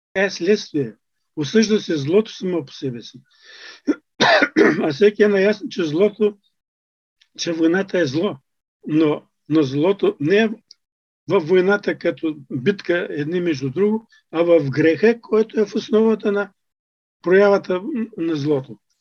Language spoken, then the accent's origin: Bulgarian; Bulgaria; нас като българи